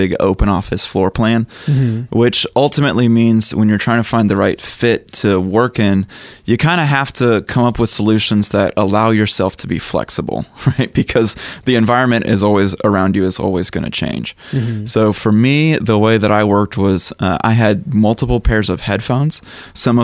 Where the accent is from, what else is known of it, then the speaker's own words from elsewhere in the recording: Chattanooga, Tennessee, United States; I grew up in Chattanooga, Tennessee, so I went to Bonnaroo for like 8 years